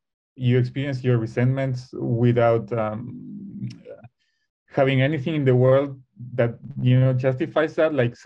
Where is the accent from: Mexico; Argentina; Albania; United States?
Argentina; Buenos Aires; something always pulls me back to Buenos Aires. I'm from Argentina.